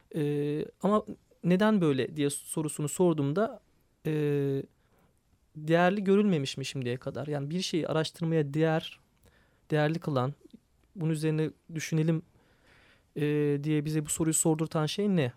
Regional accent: Istanbul, Turkey; Ben de bir Kadıköylü olarak

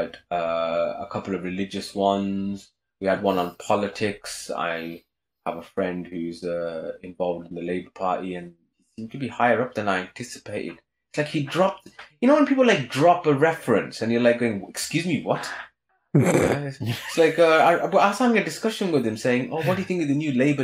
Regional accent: United Kingdom; being a Brit and being a bit acerbic and sarcastic and grumpy

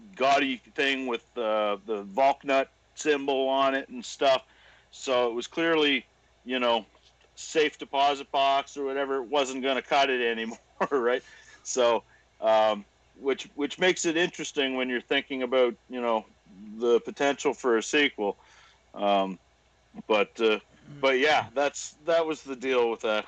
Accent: Cumberland County, Nova Scotia, Canada; moved away as an adult; now in Halifax, Canada; originally, I grew up in Cumberland County, uh, about halfway between Wentworth

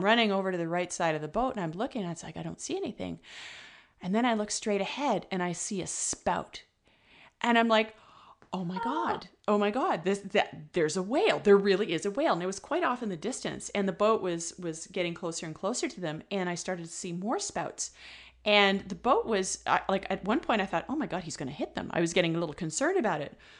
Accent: Ontario, Canada; now in British Columbia, Canada; I'm originally from Ontario

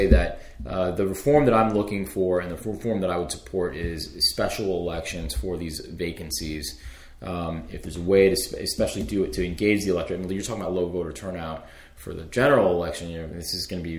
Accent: United States; the community that I grew up in Montgomery County

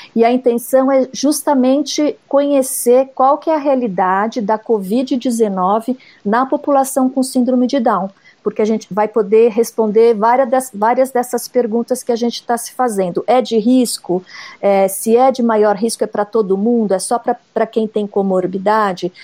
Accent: São Paulo, Brazil; eu sou aqui de São Paulo mesmo, de uma cidade perto da capital

